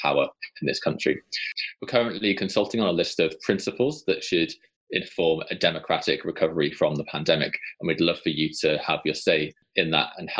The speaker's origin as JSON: {"language": "English", "region": "Wales", "country": "United Kingdom", "said": "as a Welsh person"}